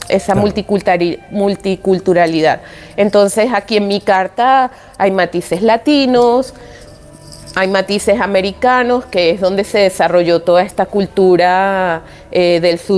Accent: Venezuela; also born or lived in Japan; now in Spain; soy venezolana, eh, me crié en una sociedad multicultural

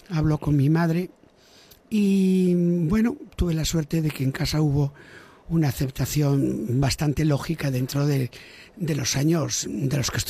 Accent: Galicia, Spain; first language Galician; moved away; also born or lived in Valencia; porque yo en mi casa hablaba gallego y en el colegio castellano, y de hecho hablo un castellano que si quiero no tengo acento ninguno, si no, sí, si no, sí me sale un gallego divino

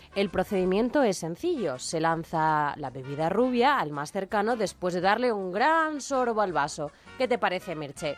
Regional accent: Spain; los españoles somos así un poco festeros

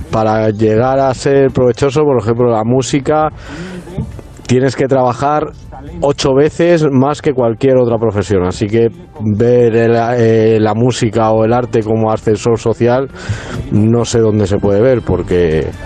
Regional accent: Madrid, Community of Madrid, Spain; Pero me crié en San Fermín, un barrio de la periferia sur de Madrid. Y en mi familia no hay ningún tipo de contacto con el mundo cultural ni nada que se le parezca.

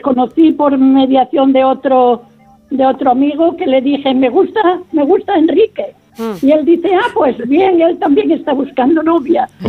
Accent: Asturias, Spain; moved away as an adult; also born or lived in Cantabria; now in Australia; me llevaron a Asturias y allí crecí con mis abuelos y unas tías en un pueblo muy remoto

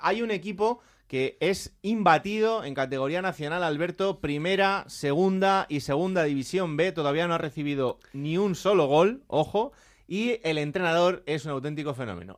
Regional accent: Villanueva de la Serena, Extremadura, Spain; el equipo de mi pueblo

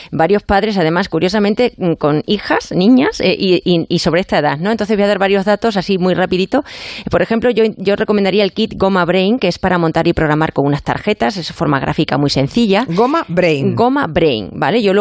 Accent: Badajoz, Extremadura, Spain; Muy bonita mi tierra.

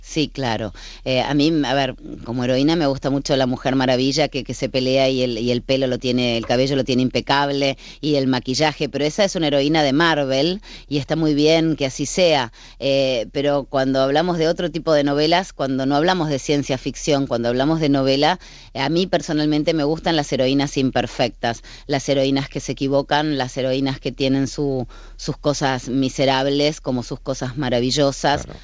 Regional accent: Argentina; yo trabajé durante 25 años en la crónica de sucesos en mi país, en la televisión argentina

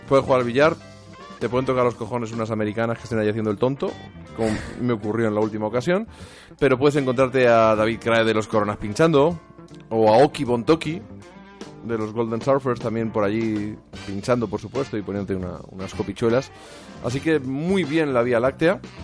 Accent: Castilla-La Mancha, Spain; soy manchego

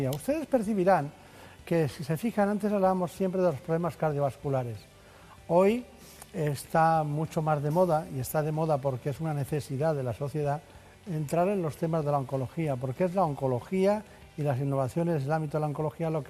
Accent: Guadalajara, Castilla-La Mancha, Spain; Yo en Guadalajara, España. Yo siempre digo lo de España.

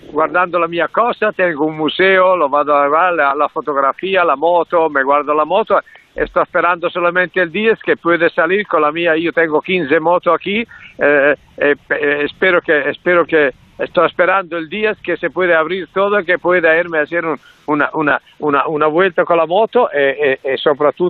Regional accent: Italy; Spanish is a second language

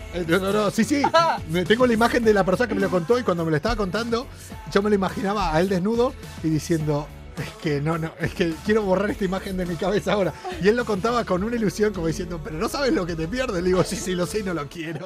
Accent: Argentina; also born or lived in Tarifa; now in Spain; vamos a quedarnos por mi tierra. Vamos a quedarnos en Argentina

